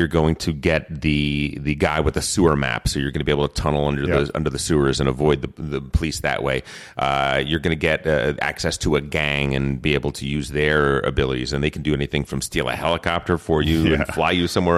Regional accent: New Jersey, United States; No, but I am from New Jersey.

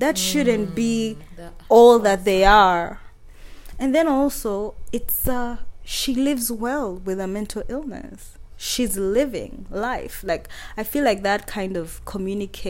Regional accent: Kabale, Western Region, Uganda; English is a second language; I'm from Kabale, you find the whole hill is your dad and his siblings and their children

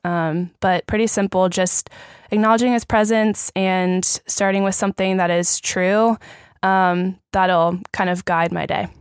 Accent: Richmond, Virginia, United States; moved away as an adult; now in Orlando, United States; I'm from Richmond, Virginia.

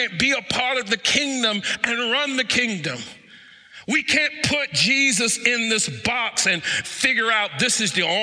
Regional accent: United States; I am still an American

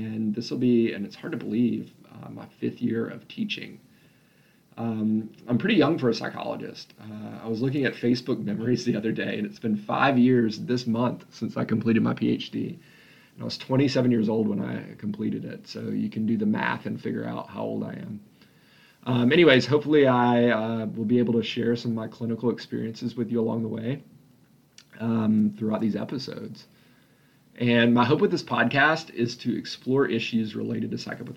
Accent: Memphis, Tennessee, United States; also born or lived in Hawaii; I was born and raised in Memphis, Tennessee.

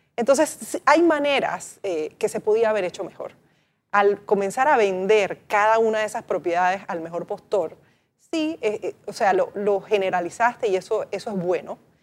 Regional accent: Panama; deberíamos pensar como panameños esa importancia histórica que tiene para nosotros

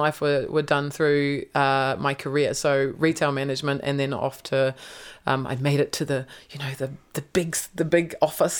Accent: Gisborne, New Zealand; born or raised there

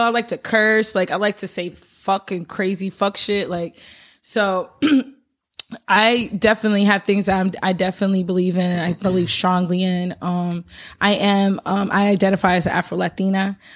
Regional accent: Albany, United States; I am from Albany.

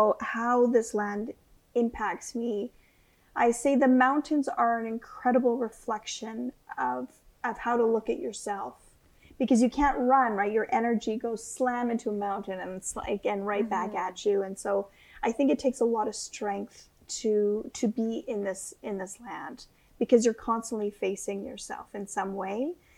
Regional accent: Canadian Shield, Canada; So I come from Precambrian Canadian Shield. So yeah. Pink granite, really deep waters, really big lakes and rivers, portages.

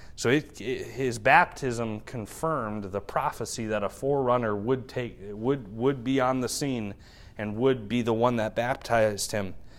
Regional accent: United States; As American believers

